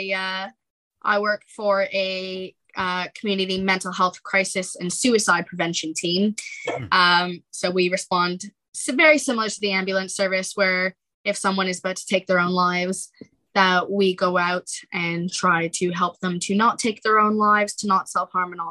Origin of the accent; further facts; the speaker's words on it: Halifax, Nova Scotia, Canada; moved away as an adult; now in United Kingdom; my hometown in Halifax